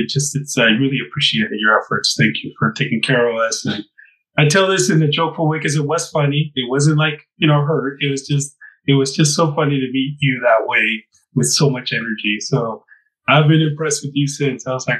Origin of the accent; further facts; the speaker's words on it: Southwest, United States; In our traditions, I'm from the Southwest, as I mentioned, and in the desert, we have basically energy forces that bring us into who we are.